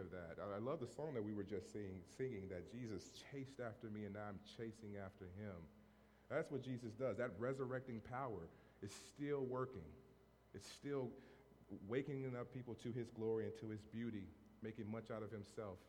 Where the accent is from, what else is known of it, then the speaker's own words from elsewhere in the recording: Monroe, Louisiana, United States; moved away as an adult; also born or lived in Framingham, Massachusetts; now in Fitchburg, United States; growing up in Monroe, Louisiana